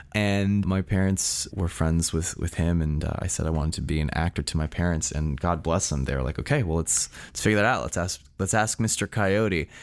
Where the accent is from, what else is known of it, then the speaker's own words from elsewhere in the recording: San Francisco, California, United States; I was born and raised in San Francisco